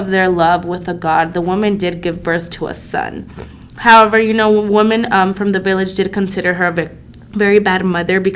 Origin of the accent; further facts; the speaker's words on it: San Juan Opico, La Libertad, El Salvador; moved away; I grew up in San Juan Opico, El Salvador